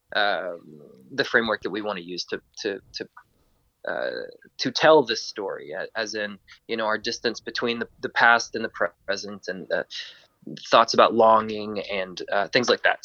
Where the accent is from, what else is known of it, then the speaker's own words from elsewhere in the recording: Georgia, United States; I'm from Georgia in in the U.S.